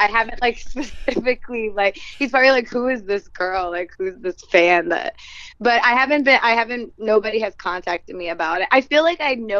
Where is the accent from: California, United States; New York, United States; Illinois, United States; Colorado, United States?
New York, United States; moved away as an adult; also born or lived in Los Angeles; I'm originally from New York